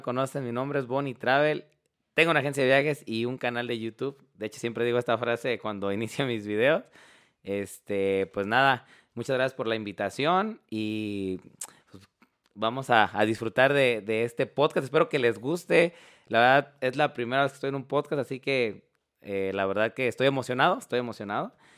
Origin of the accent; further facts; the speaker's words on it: Mexico; nosotros como mexicanos